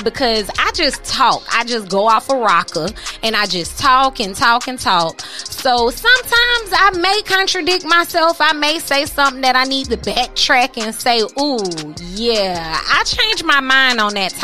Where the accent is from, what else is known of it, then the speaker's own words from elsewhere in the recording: Florida, United States; I'm a native here in Florida